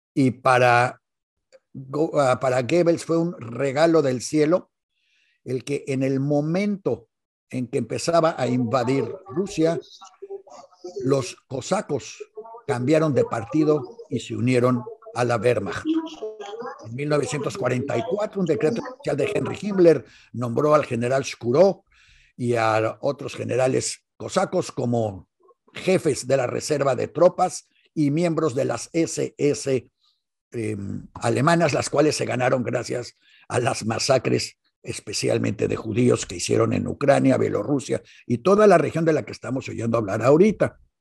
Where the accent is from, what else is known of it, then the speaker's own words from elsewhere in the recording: Mexico; como buenos mexicanos